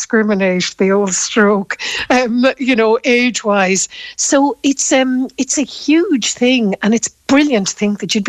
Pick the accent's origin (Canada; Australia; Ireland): Ireland; Galway, Connacht; when I was growing up in Galway